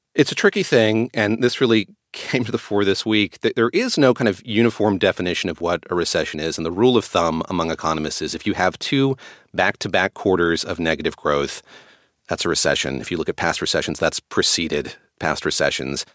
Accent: North Carolina, United States; moved away; I grew up in North Carolina going to fiddlers' conventions to music festivals every summer

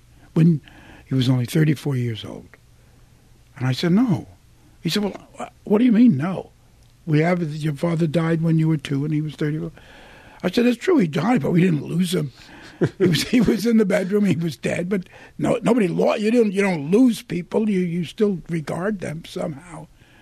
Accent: New York, United States; I'm from Williamsburg. You know, we used to pay $18 a month in rent in Williamsburg.

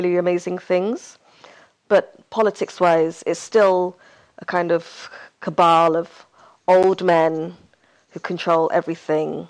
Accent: Hargeisa, Somaliland, Somalia; moved away; my hometown, Hargeisa, which is the capital of that republic.

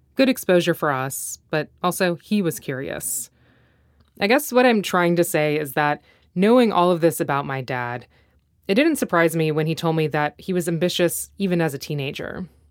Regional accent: United States; I grew up in the States

